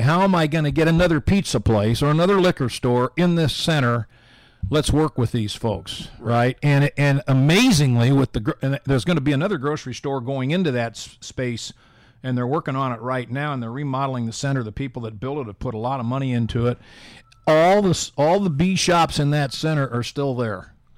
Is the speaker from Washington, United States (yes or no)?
no; Indianapolis, Indiana, United States; now in Carmel, United States; I grew up in Indianapolis